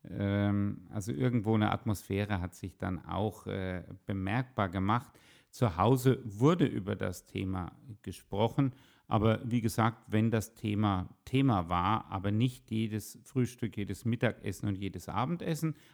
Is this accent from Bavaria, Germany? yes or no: yes; Würzburg, Bavaria, Germany; also born or lived in Haifa, Israel; vom Elternhaus her bewusst als Würzburger Kind aufgewachsen